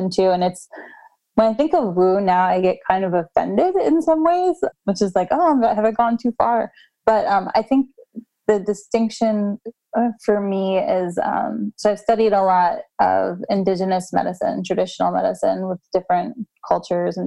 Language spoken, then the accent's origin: English; United States; American culture, we're kind of raised in this